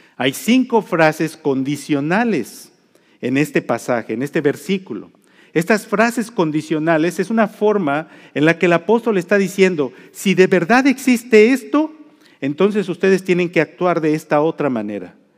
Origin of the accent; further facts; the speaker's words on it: Mexico; now in United States; yo soy mexicano